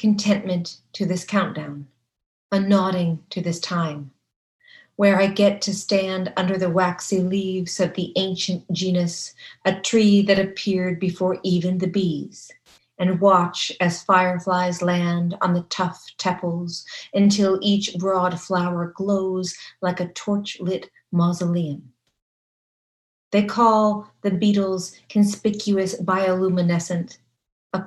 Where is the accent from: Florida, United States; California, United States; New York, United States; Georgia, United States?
California, United States; now in Kentucky, United States; I'm from California